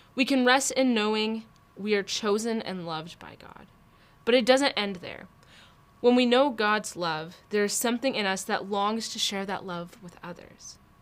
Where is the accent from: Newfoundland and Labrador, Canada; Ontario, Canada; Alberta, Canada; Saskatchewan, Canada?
Alberta, Canada; I grew up in Alberta